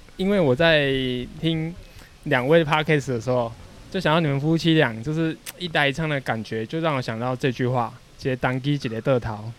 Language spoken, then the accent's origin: Chinese; Kouhu, Yunlin County, Taiwan; 我们乡下口湖这边